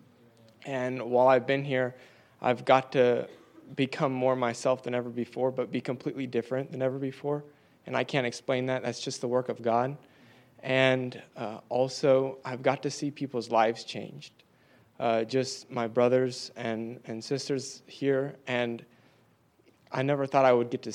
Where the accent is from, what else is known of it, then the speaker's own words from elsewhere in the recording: Ocala, Florida, United States; I'm from Ocala, Florida.